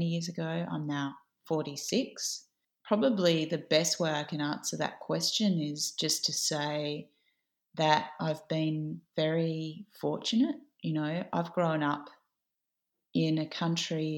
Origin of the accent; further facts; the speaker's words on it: Adelaide, South Australia, Australia; moved away as an adult; also born or lived in Sydney; I grew up in Adelaide in Tandanya